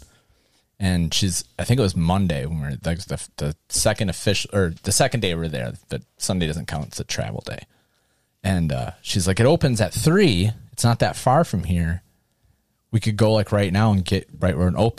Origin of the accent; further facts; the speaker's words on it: Wisconsin, United States; oh, Wisconsin